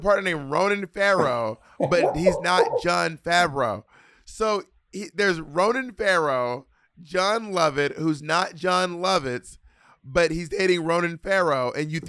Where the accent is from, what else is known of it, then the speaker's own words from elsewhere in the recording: Scotland, United Kingdom; Anyway, I'm a skirt from Scotland, bitch.